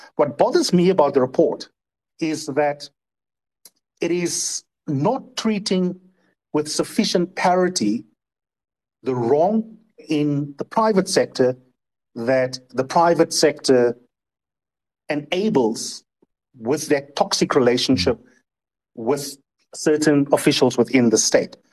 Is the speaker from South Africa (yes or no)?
yes; South Africa; as a South African